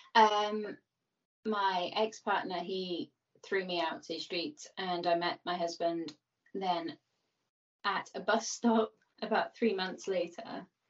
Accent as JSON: {"language": "English", "town": "Birmingham", "region": "West Midlands", "country": "United Kingdom", "tie": "born or raised there", "said": "I grew up in Birmingham, which is one of the cities in England"}